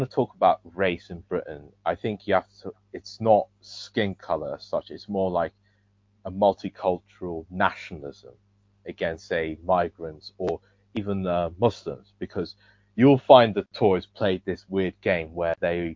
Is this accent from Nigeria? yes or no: yes; Nigeria; I'm Nigerian